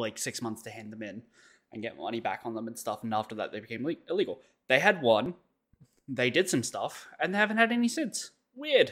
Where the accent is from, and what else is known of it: Australia